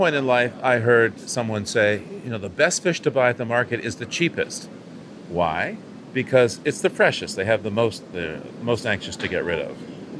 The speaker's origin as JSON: {"language": "English", "town": "Boston", "region": "Massachusetts", "country": "United States", "tie": "born or raised there", "said": "Barton, I grew up in Boston, and close family friends, the dad worked as a longshoreman"}